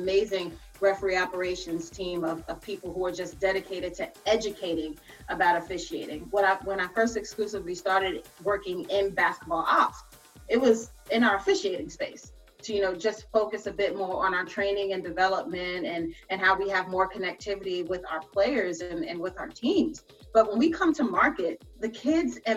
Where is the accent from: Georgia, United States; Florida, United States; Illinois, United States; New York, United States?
New York, United States; New York City; growing up in New York